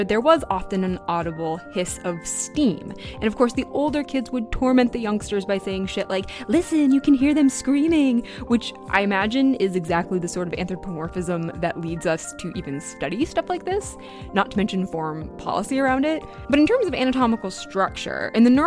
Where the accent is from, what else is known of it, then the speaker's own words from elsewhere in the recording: Maine, United States; I grew up in Maine. I live here now